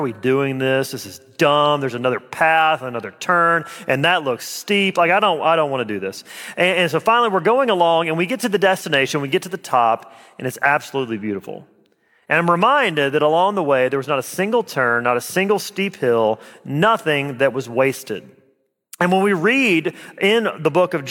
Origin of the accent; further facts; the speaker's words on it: Alabama, United States; moved away as an adult; also born or lived in Jamaica Plain, Boston; now in Boston, United States; I'm from Alabama.